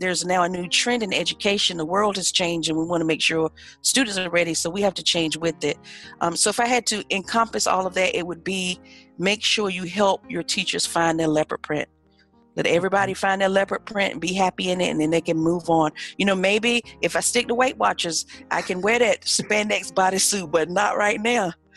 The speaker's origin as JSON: {"language": "English", "town": "Ahoskie", "region": "North Carolina", "country": "United States", "said": "I am proudly from a little bitty town in northeastern North Carolina called Ahoskie."}